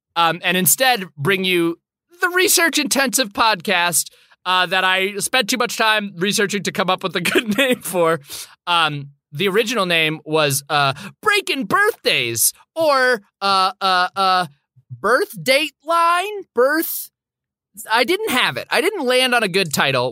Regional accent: Boston, Massachusetts, United States; I was born in Brigham Women's Hospital in Boston, Massachusetts

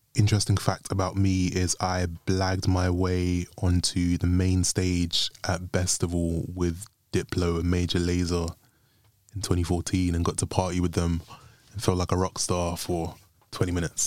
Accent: London, United Kingdom; I'm from London

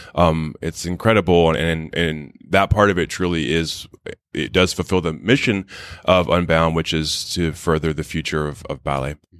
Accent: Wichita, Kansas, United States; moved away; I'm from Wichita, Kansas

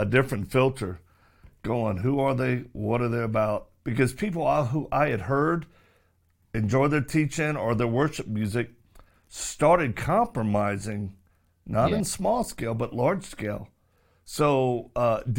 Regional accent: Louisiana, United States; Baton Rouge, Louisiana, my home state

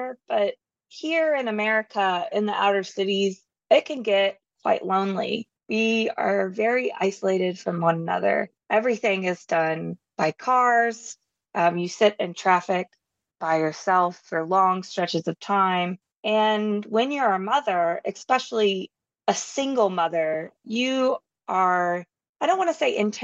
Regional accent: Southern United States, United States; I'm from the Southern United States

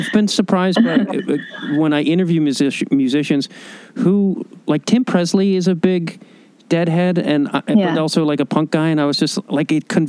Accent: Chicago, Illinois, United States; moved away; I'm originally from Chicago.

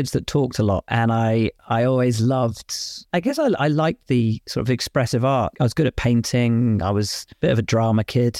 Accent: Cheltenham, South West England, United Kingdom; also born or lived in Portsmouth / Worcestershire; I grew up in Cheltenham, and then we moved to Worcestershire, which was kind of where my real conscious memories of my life sort of began.

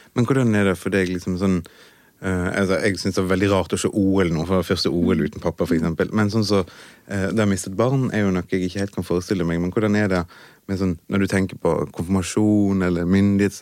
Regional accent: Western Norway, Norway; er jo fra, fra Vestlandet

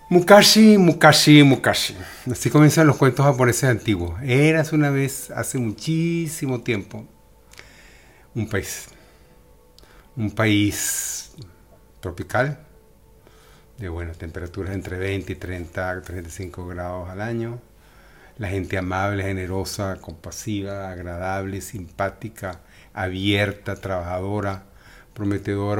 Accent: Venezuela; now in Spain; tuvimos que salir de Venezuela por una razón u otra, por motivos políticos o económicos

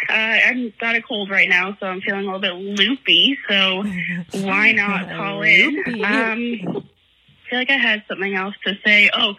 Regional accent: Oshawa, Ontario, Canada; I'm from Oshawa.

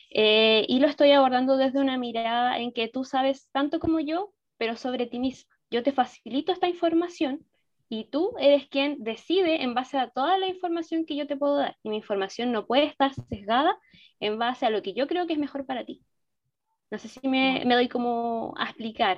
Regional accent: Chile; yo soy de Chile

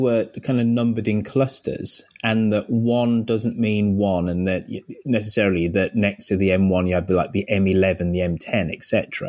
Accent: Birmingham, West Midlands, United Kingdom; moved away as an adult; now in United States; my hometown of Birmingham

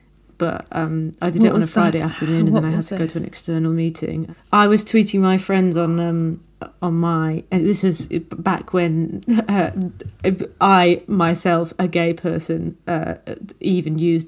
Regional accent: Nottingham, East Midlands, United Kingdom; Yeah. You know, I'm from Nottingham.

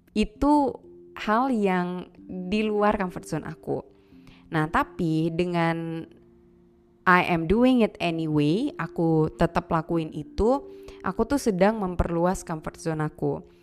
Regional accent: Aceh, Indonesia; aku lahir, besar, dan tinggal di Aceh

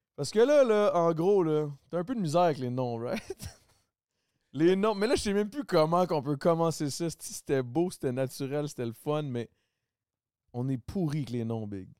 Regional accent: Quebec, Canada; accent: Québécois; je, parle très québécois

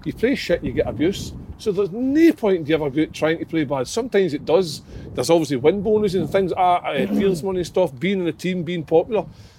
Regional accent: Stranraer, Scotland, United Kingdom; I'm from Stranraer

